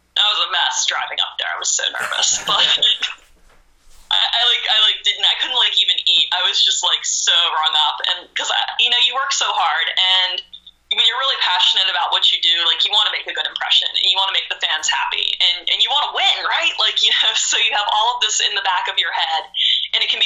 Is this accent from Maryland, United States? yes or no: yes; Maryland, United States; I grew up in a small town in Maryland where every Monday night we sat on the couch and watched Raw together